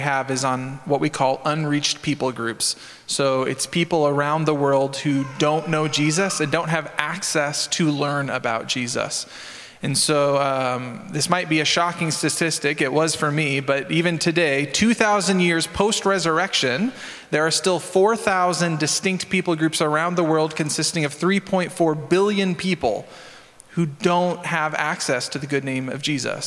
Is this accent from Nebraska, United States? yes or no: yes; Nebraska, United States; moved away as an adult; we're from Nebraska.